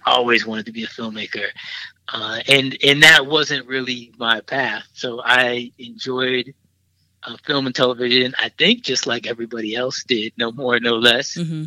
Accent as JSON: {"language": "English", "town": "Milwaukee", "region": "Wisconsin", "country": "United States", "tie": "born or raised there", "moved": "as an adult", "lives_now": "Chicago, United States", "said": "in Milwaukee, went to Milwaukee public schools"}